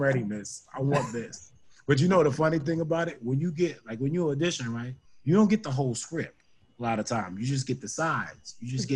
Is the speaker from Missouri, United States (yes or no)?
no; New York City, New York, United States; born or raised there; moved away as an adult; now in New Jersey, United States